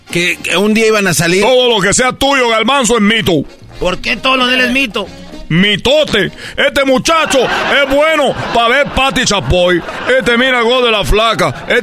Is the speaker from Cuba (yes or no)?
yes; Cuba; porque yo soy cubano, pelotero